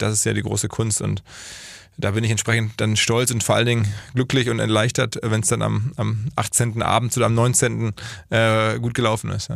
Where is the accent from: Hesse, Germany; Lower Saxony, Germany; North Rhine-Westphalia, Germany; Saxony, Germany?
North Rhine-Westphalia, Germany; Essen; now in Hamburg, Germany; Unternehmer in Hamburg ansässig, seit 20 Jahren, gebürtig aus dem Ruhrgebiet, Essen